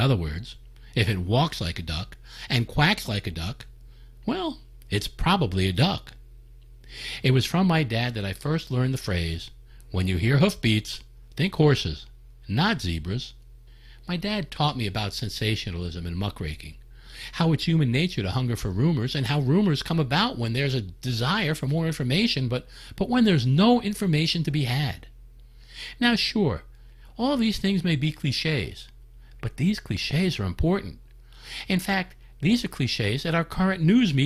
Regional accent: New York metropolitan area, United States; Growing up in the New York metropolitan area

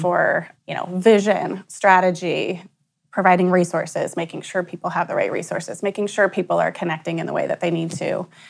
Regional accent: Bellefontaine, Ohio, United States; also born or lived in Columbus, Ohio; We're from Belle Fountain, which is about an hour northwest of here

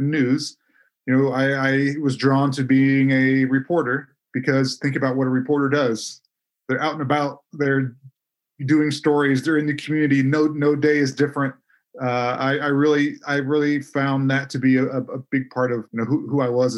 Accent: Indianapolis, Indiana, United States; I grew up in Indianapolis

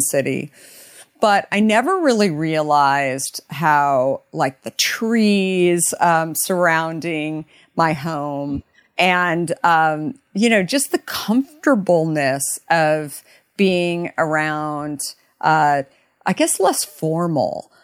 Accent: Arizona, United States; moved away as an adult; also born or lived in New York / San Francisco; now in Marin County, United States; I grew up in Arizona

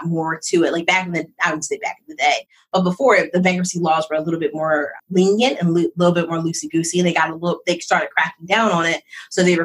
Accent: Philadelphia, Pennsylvania, United States; also born or lived in North Jersey; I was born outside of New York because my dad was an executive for McDonald's. So I was like North Jersey type. And then we moved back. So I'm from Philly.

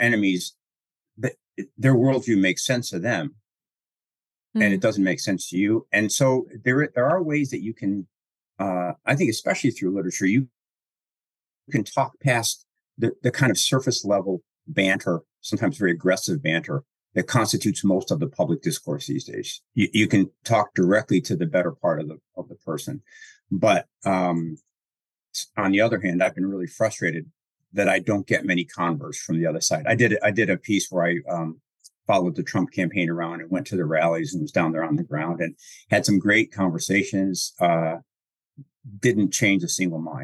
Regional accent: Chicago, Illinois, United States; accent: Chicago; my Chicago accent

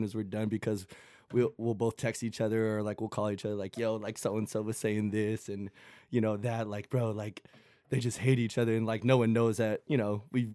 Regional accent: Southern California, United States; also born or lived in San Antonio, Texas / Mexico; I'm from Southern California, played my high school ball at Artesia.

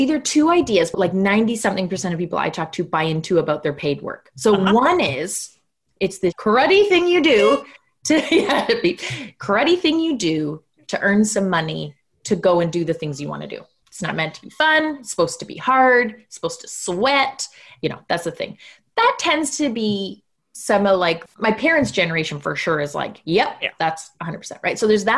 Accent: Canada; So yes, I am Canadian. I live in small town Canada, like full on postcard small town Canada at the moment.

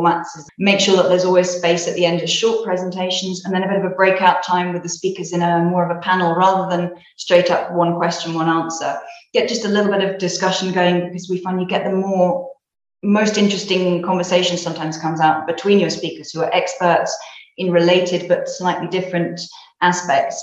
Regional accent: United Kingdom; now in Spain; I'm British originally

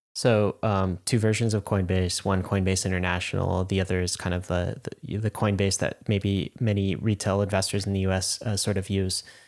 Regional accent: United States; because I'm an American

